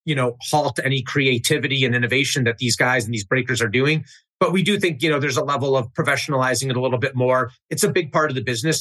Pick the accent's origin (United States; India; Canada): United States; Chicago, Illinois; I grew up in Chicago, north suburbs.